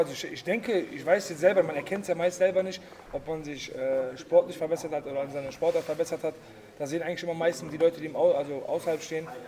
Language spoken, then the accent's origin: German; Germany; ich bin äh, Deutsch, ich bin in Deutschland geboren